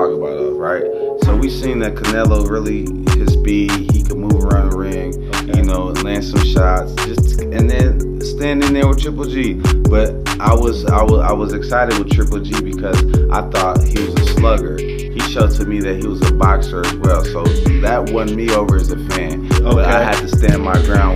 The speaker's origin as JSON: {"language": "English", "region": "Michigan", "country": "United States", "moved": "yes", "lives_now": "Las Vegas, United States", "said": "I'm originally from Michigan"}